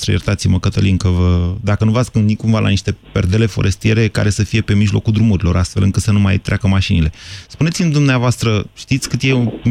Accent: Bucharest, Romania; Din București.

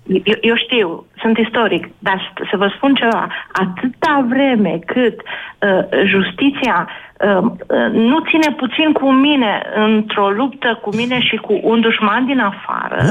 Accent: Romania; suntem români

